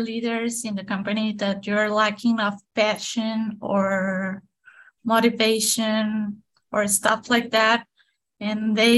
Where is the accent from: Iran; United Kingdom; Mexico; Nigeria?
Mexico; English is a second language; I'm from Mexico, so my accent is a little bit strong